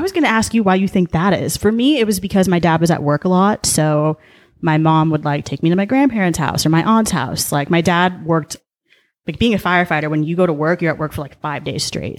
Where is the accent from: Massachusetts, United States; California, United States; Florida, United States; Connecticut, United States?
California, United States; Mission Viejo; also born or lived in Boulder, Colorado / Denver, Colorado; I was born and raised in Orange County